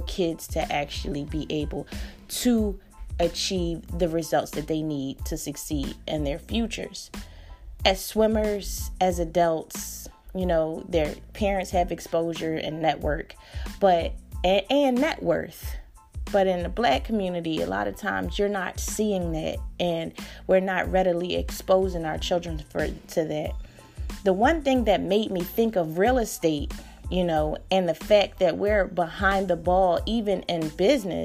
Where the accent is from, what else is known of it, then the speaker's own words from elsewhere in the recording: Philadelphia, Pennsylvania, United States; when I grew up in North Philly, in my neighborhood, the pools were crowded.